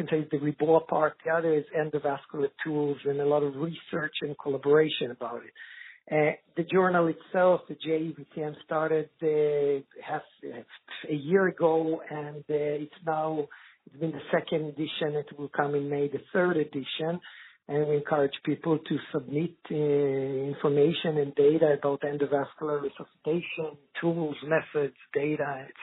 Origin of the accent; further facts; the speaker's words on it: Israel; moved away as an adult; now in Sweden; I'm originally from Israel, working many years in Sweden